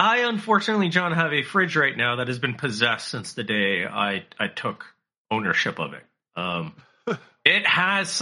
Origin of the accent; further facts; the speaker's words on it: Canada; I'm Canadian